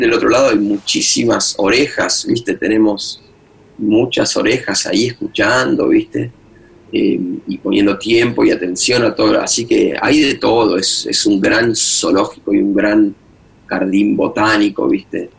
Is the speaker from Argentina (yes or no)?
yes; Argentina; moved away as an adult; also born or lived in Boston; estaba en Argentina